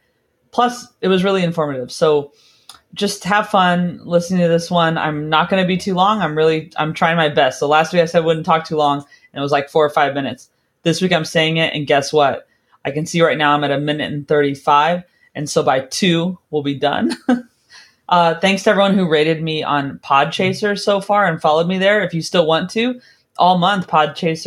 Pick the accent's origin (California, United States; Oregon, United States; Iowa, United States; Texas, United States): California, United States; moved away; I'm from California originally